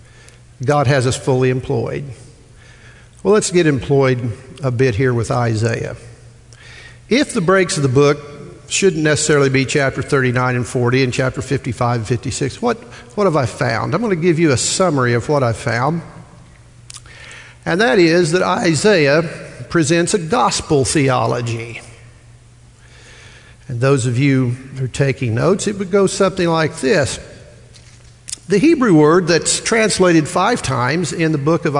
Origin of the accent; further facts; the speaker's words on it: Midwest, United States; moved away; I'm from the Midwest